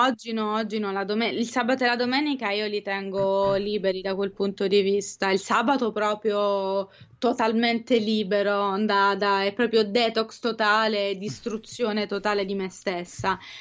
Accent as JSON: {"language": "Italian", "country": "Italy", "said": "noi italiani"}